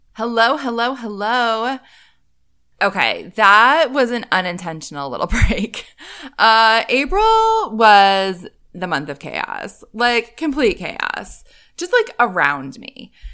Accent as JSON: {"language": "English", "region": "Northeast", "country": "United States", "tie": "born or raised there", "moved": "as an adult", "said": "I grew up in the Northeast, lived there for a long time as an adult."}